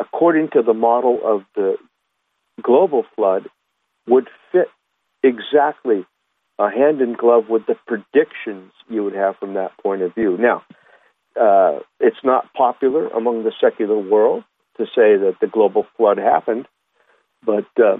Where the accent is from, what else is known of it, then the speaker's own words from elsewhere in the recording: Huntington Beach, California, United States; I grew up in Huntington Beach, California